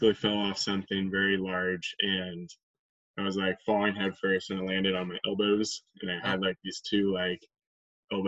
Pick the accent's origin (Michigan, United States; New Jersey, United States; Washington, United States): Washington, United States; Wenatchee; also born or lived in Seattle, Washington; now in Spokane, United States; I grew up in Wenatchee, I guess that's the point of this podcast, but I grew up in Wenatchee. I was born in Seattle area and then moved over here when I was 3.